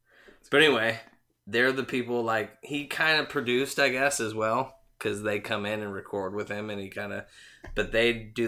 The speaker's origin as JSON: {"language": "English", "town": "San Diego", "region": "California", "country": "United States", "tie": "born or raised there", "moved": "yes", "said": "I was visiting home in San Diego. I'm from San Diego."}